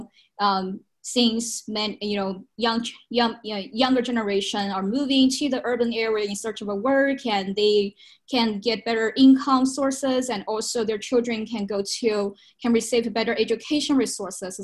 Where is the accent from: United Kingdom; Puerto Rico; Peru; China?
China; moved away; I visit my hometown every, once a year, especially during Spring Festival